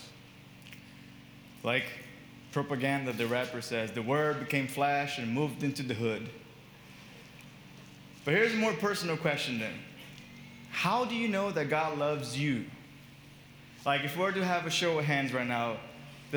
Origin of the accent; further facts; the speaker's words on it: Brazil; moved away as an adult; also born or lived in Miami, United States / Boston, United States; When I was 19, I moved from Brazil to US to study